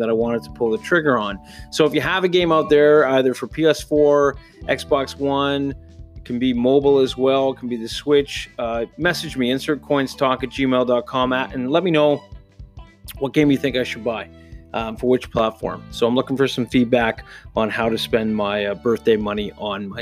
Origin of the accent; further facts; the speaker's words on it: near Toronto, Ontario, Canada; As I grew up near Toronto, we used to go to the CNE, the Canadian National Exhibition